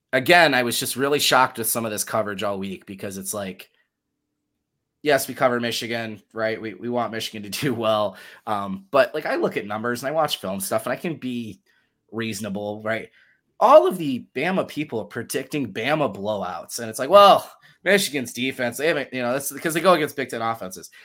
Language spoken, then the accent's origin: English; Germany; moved away; I was born in Germany, and I lived in Germany